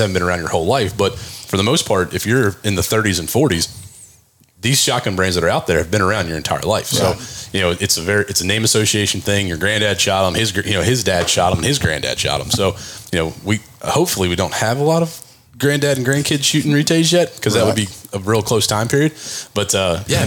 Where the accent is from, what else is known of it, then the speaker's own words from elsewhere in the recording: Frederick, Maryland, United States; into Frederick, Maryland, which is my hometown